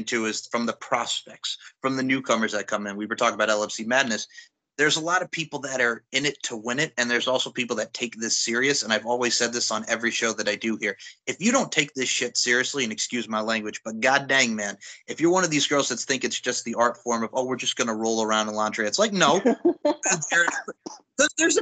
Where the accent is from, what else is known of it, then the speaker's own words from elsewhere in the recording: Long Island, New York, United States; I was very lucky as a kid growing up on Long Island.